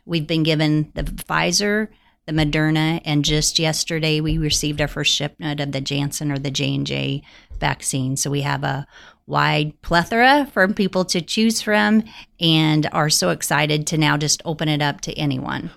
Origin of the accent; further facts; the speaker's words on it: Holton, Kansas, United States; I had the opportunity in two thousand eight to come back and help manage my hometown hospital